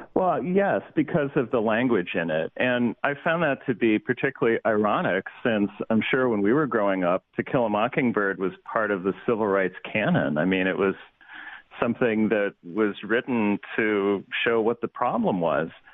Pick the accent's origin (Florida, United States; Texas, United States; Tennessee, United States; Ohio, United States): Ohio, United States; I'm a Yankee from Ohio